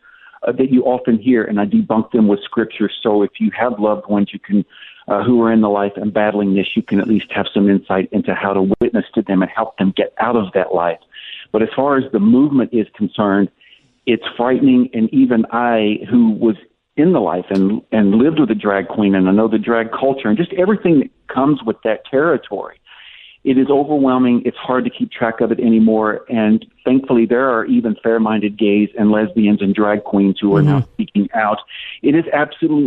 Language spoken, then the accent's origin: English; Tennessee, United States; moved away; also born or lived in Florida / Kentucky / Los Angeles; I grew up in Tennessee, and I lived in Florida, and I also lived in Kentucky. And I also lived 29 years in Los Angeles